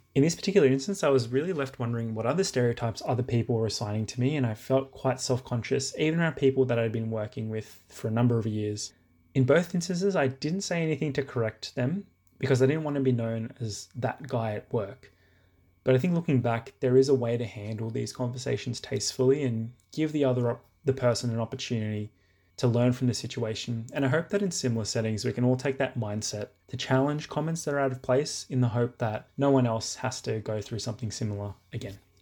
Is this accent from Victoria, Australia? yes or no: no; Sydney, New South Wales, Australia; I'm from Sydney. I was born in Australia, but I come from a Fijian Indian background.